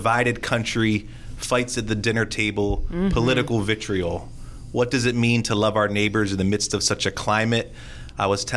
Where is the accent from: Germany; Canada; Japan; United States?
United States; Millville, New Jersey; growing up in Millville